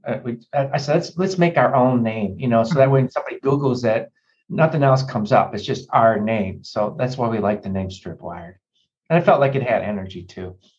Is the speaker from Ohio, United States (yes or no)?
no; Chicago, Illinois, United States; growing up in Chicago